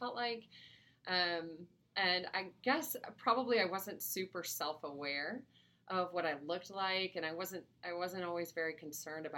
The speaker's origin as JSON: {"language": "English", "town": "Grand Rapids", "region": "Michigan", "country": "United States", "tie": "born or raised there", "also_born_or_lived": "Florida / Greece", "said": "I grew up mostly in Grand Rapids, Michigan"}